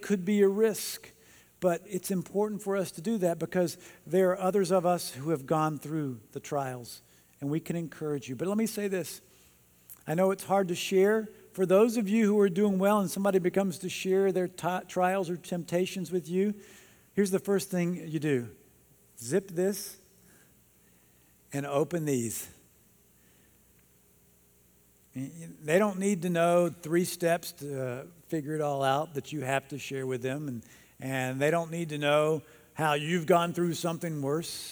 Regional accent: North Carolina, United States; I grew up in North Carolina.

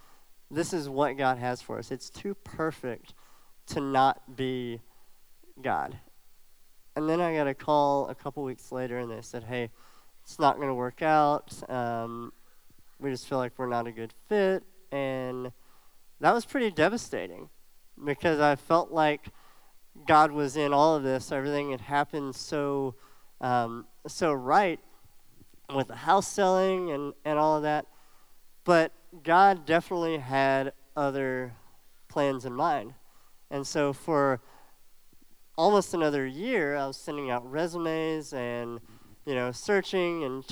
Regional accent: Alabama, United States; So as some of you know, I grew up in Alabama, which is a long ways away. And thankfully, I don't have too much of an accent. I do still say y'all sometimes and a couple of little words like that. But I grew up in Alabama

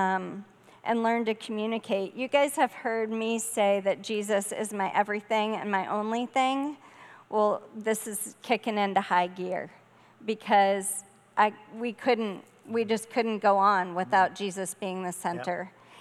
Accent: Charleston, South Carolina, United States; moved away as an adult; also born or lived in Minnesota; now in Connecticut, United States; I grew up in Charleston, South Carolina, on the water.

